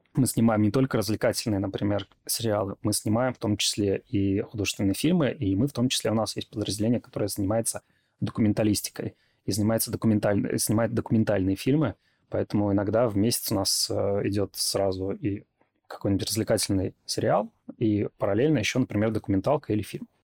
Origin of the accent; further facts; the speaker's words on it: Belarus; moved away; я жил в региональном городе. Во-первых, я из Беларуси